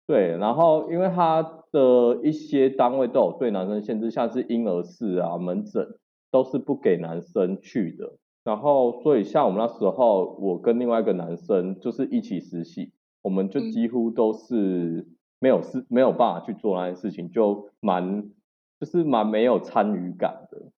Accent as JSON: {"language": "Chinese", "region": "Chiayi", "country": "Taiwan", "also_born_or_lived": "Taipei / Tainan", "said": "我是嘉义人，今年二十七岁，然后五专就读嘉义的崇仁护专的护理系"}